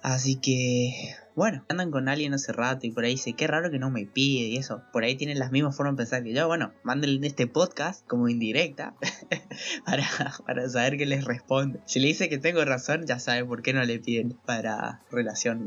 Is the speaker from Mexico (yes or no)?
no; Argentina; soy de Argentina